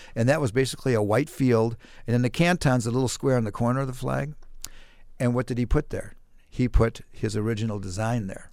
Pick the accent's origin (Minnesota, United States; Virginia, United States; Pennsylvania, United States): Minnesota, United States; Mankato; also born or lived in Maryland / Ellsworth, Wisconsin; when I was ten years old, fourth grade, we moved to Mankato, and I've lived in Mankato ever since then. So most of my life, yeah, I'm a, I'm a native Mankato